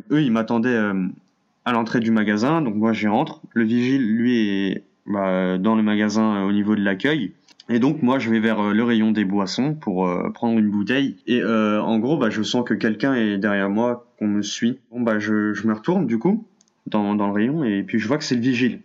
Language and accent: French; France; je suis français d'origine algérienne